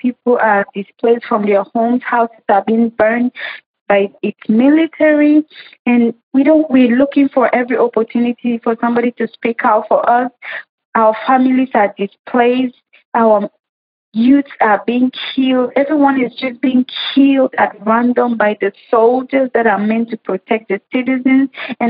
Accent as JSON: {"language": "English", "country": "Cameroon", "moved": "yes", "said": "Originally, I'm from Cameroon"}